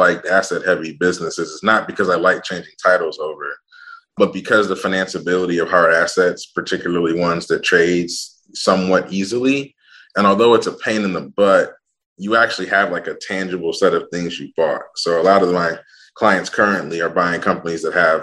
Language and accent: English; Ann Arbor, Michigan, United States; I'm actually a Midwest dude. I grew up in Ann Arbor, Michigan